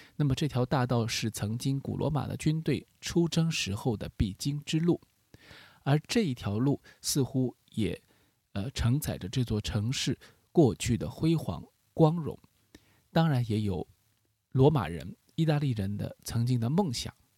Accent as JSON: {"language": "Chinese", "country": "China", "said": "我们中国人非常熟悉的，和我们的民族音乐很接近的这样一种旋律感"}